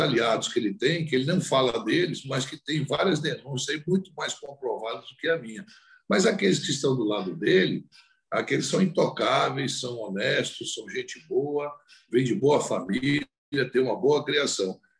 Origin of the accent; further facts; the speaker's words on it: Brazil; como brasileiro